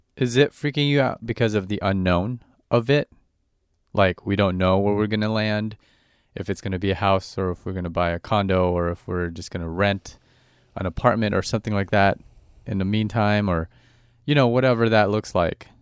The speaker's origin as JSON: {"language": "English", "area": "Orange County", "region": "California", "country": "United States", "tie": "born or raised there", "said": "growing up in Orange County and Orange County is just like a giant suburb"}